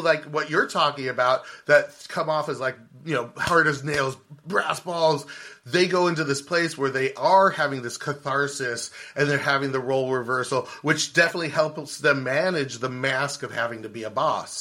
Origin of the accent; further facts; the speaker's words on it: California, United States; I was born in California